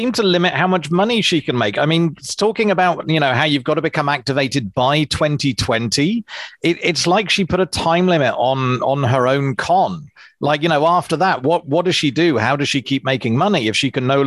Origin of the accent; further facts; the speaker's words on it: England, United Kingdom; now in New Zealand; I'm English